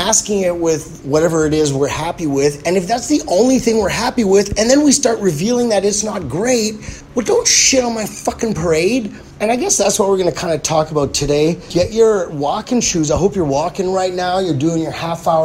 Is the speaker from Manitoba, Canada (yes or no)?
yes; Winnipeg, Manitoba, Canada; being from Winnipeg